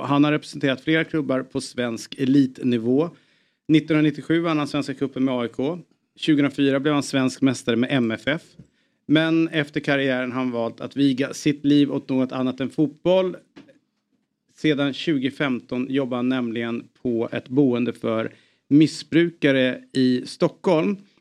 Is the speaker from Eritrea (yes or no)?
yes; Eritrea; mitt, land, mitt födelseland